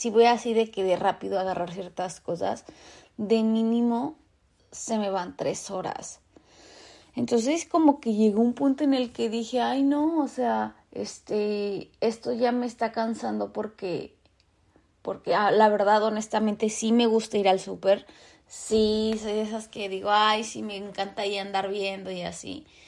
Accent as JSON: {"language": "Spanish", "country": "Mexico", "moved": "as an adult", "lives_now": "Vancouver, Canada", "said": "yo vivo en Vancouver. Entonces, soy de México."}